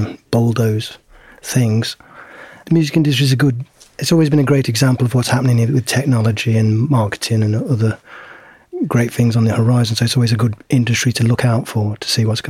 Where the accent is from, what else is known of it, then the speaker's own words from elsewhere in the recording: Wolverhampton, West Midlands, United Kingdom; I'm from Wolverhampton. Powellism was from Wolverhampton, so I sort of grew up in the light of Powellism